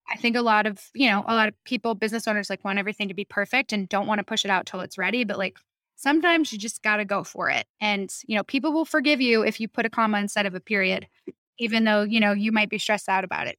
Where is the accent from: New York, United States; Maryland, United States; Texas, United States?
New York, United States; moved away; I'm from New York